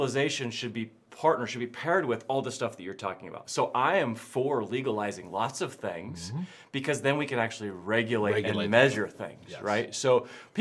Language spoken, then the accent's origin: English; Oregon, United States; I'm from Oregon